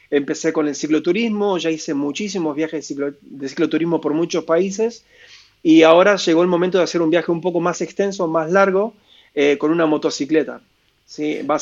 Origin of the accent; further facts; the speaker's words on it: Mercedes, Buenos Aires Province, Argentina; also born or lived in Mar del Plata; esa ciudad se llama Mercedes, de donde yo digo que soy de ahí, aunque nací en Mar del mm. Plata, digo que soy de Mercedes, porque fue donde más años he pasado de mi vida, donde más veces he vuelto.